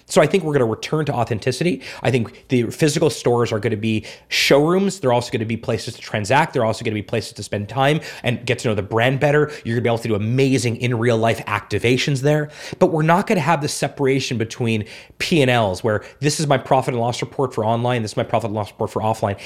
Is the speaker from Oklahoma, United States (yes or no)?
no; South Florida, United States; moved away; also born or lived in Montreal / Toronto; I've lived in big cities my whole life, Montreal, Toronto, South Florida.